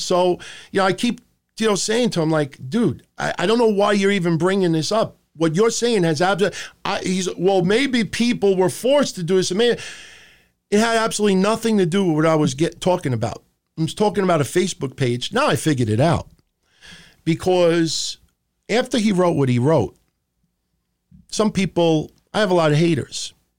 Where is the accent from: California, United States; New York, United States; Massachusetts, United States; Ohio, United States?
New York, United States; New York City; I grew up in Middle Village, Queens